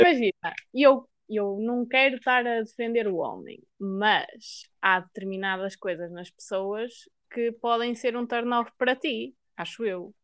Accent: Maia, Norte, Portugal; eu sou da Maia

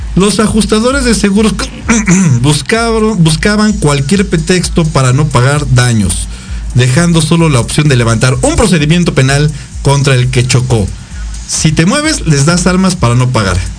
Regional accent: Mexico; como buenos mexicanos

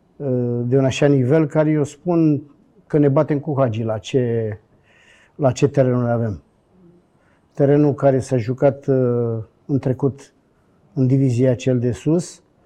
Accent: Bucharest, Romania; moved away; also born or lived in Brașov / Sfântu Gheorghe; sunt bucureștean

